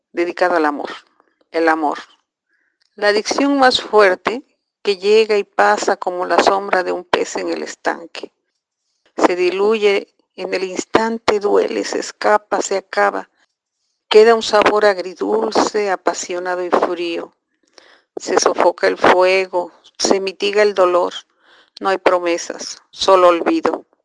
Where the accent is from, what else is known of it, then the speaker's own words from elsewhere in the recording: Las Flores, Veracruz, Mexico; soy de las Flores, de Veracruz.